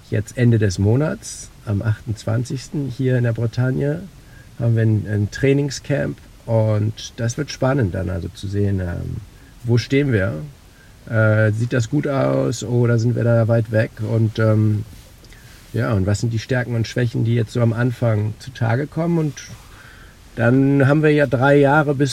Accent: Oldenburg, Lower Saxony, Germany; Ich bin ja in Oldenburg in Niedersachsen aufgewachsen, aber mein Leben hat sich immer in Norddeutschland abgespielt.

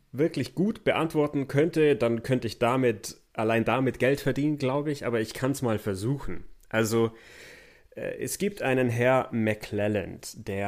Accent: Memmingen, Bavaria, Germany; born or raised there

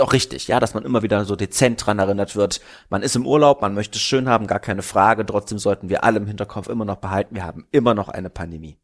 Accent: Berlin, Germany; Ich als Berliner

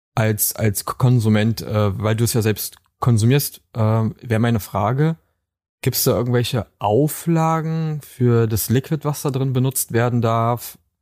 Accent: Brandenburg, Germany; aus Brandenburg.

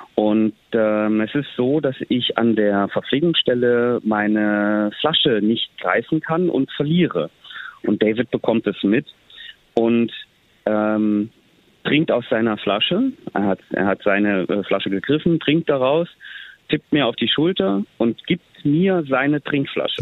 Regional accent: Bad Wildungen, Hesse, Germany; von meiner Kindheit in Bad Wildungen

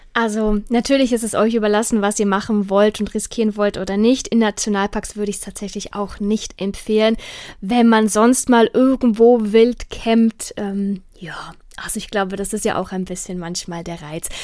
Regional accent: Mecklenburg-Vorpommern, Germany; bei uns in Mecklenburg-Vorpommern

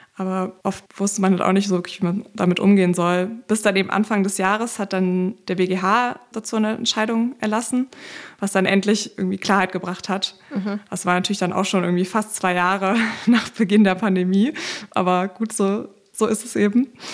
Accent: Berlin, Germany; ich komme aus Berlin, bin auch immer noch ja. in Berlin

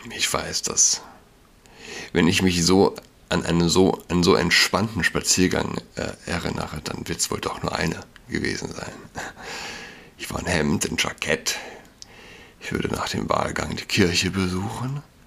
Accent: Germany

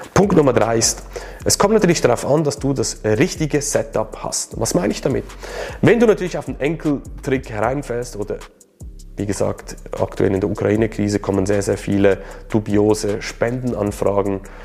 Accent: Switzerland; Für mich als Schweizer

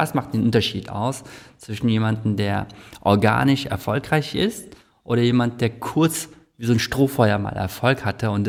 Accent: South Korea; ich bin ja auch Koreaner und ich sehe halt, wie in Korea das gemanagt wird.

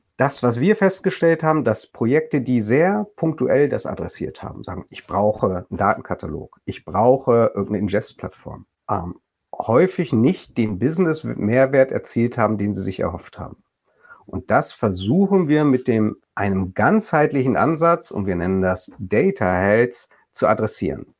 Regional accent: Bremen, Germany; als äh, Bremer äh, aus Norddeutschland

